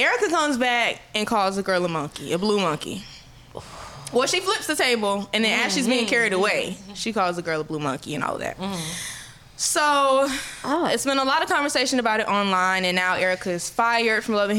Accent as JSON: {"language": "English", "region": "Florida", "country": "United States", "tie": "born or raised there", "said": "I'm from Florida"}